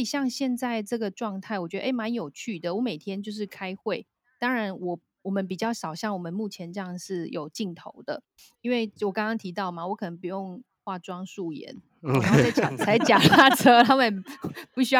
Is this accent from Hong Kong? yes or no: no; Taiwan; 像人跟人之间的面对面那种人情呢、我们台湾人很重视人情嘛，